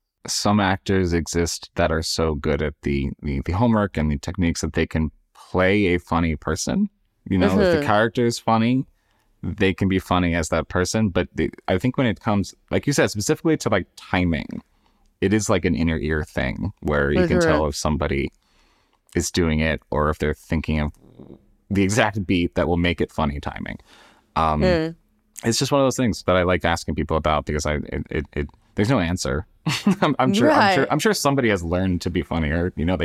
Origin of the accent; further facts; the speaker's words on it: United States; As an American, I find it very interesting when somebody's good at it